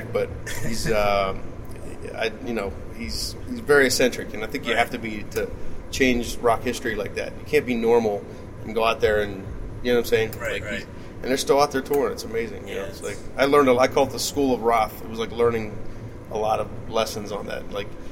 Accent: West Newton, Pennsylvania, United States; moved away as an adult; now in Los Angeles, United States; we grew up on a giant farm in West Newton, so, 118-acre farm

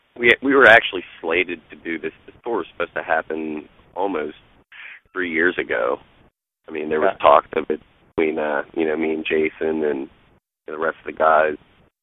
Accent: Connellsville, Pennsylvania, United States; I'm from Connellsville

